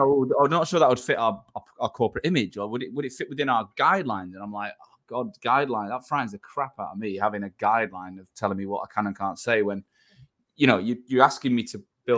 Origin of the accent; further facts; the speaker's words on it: Manchester, North West England, United Kingdom; moved away as an adult; now in London, United Kingdom; I'm from Manchester, I'm living in London